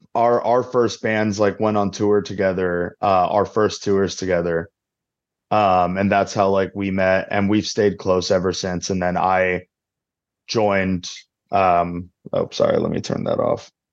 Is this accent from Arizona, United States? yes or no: yes; Arizona, United States; I'm from Arizona, so I'm not used to cold weather like that.